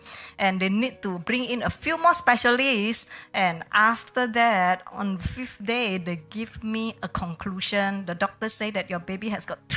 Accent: Medan, North Sumatra, Indonesia; moved away as an adult; now in Singapore; I came from Medan, North Sumatra

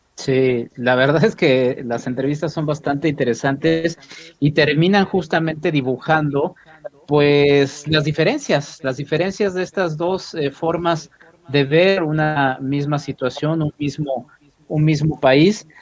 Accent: Mexico; en nuestro país, en México también.

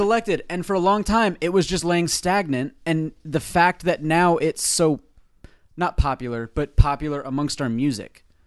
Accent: Mystic, Connecticut, United States; we're from New England, too.

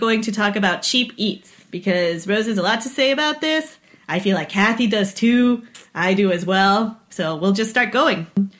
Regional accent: Peru; moved away; also born or lived in Montreal; Where are you from? Peru. Beirut. No, Peru. South America. Not Lebanon.

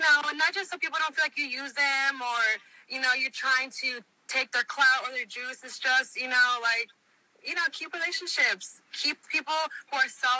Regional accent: Houston, Texas, United States; moved away as an adult; now in Los Angeles, United States; I was born here in L.A. I was raised in Houston my whole life

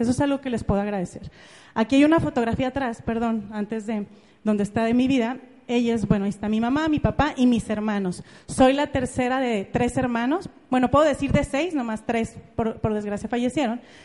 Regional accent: Ameca, Jalisco, Mexico; yo soy de Ameca, es un pueblito que está en Jalisco, está como a una hora de Guadalajara, es un pueblito muy bonito, y yo nací ahí hace tal cual 31 años.

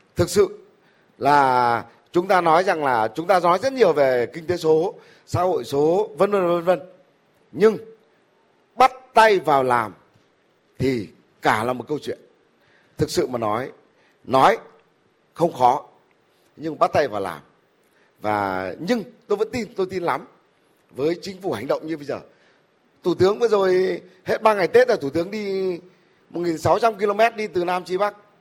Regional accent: Vietnam; mình là người Việt Nam

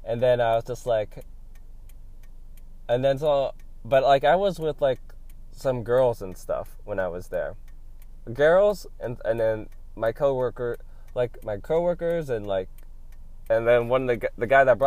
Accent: Los Angeles, California, United States; I'm from, like, East LA. Like, I'm not from Hollywood, but I'm from East LA, like, from basically this area.

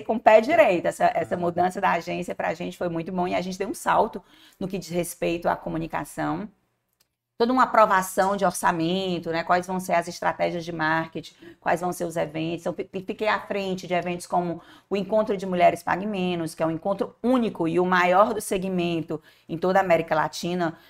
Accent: Fortaleza, Ceará, Brazil; eu nasci numa casa que ficava em Antônio Bezerra. E era casa, com quintal, com pé de siriguela

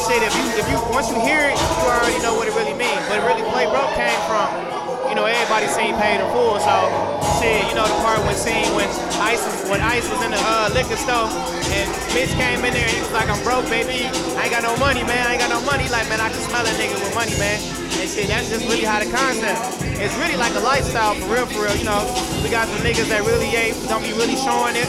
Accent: Detroit, Michigan, United States; I'm from Detroit, but, you know, Detroit is a big city

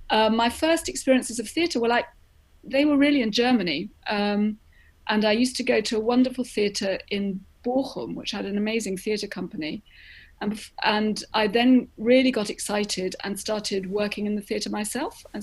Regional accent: London, United Kingdom; born there; the only reason I was born in London was because my mother came over from Greece to, for me to be born here

